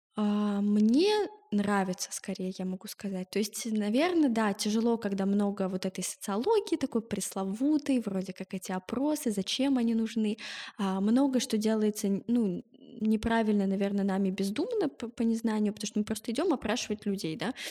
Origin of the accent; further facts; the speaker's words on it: Moscow, Russia; родилась и живу в Москве